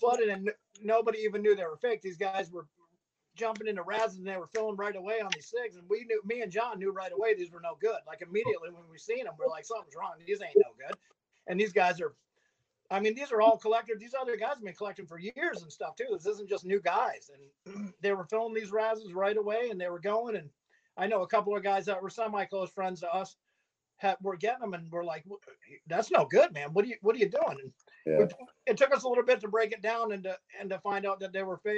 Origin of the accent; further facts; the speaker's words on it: Greenfield, Massachusetts, United States; I grew up in Western Mass, Greenfield